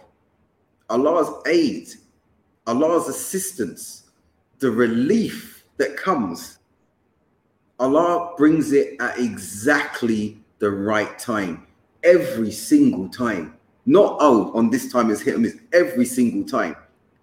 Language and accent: English; London, United Kingdom; moved away; I'm from London